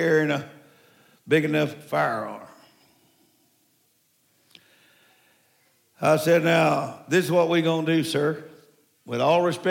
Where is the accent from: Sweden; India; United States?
United States; Morehouse Parish, Louisiana; moved away; That's where I was born, Morehouse Parish.